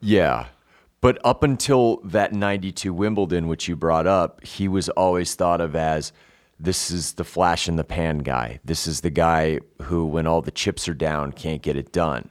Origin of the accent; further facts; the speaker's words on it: Denver, Colorado, United States; one of my friends I grew up with in Denver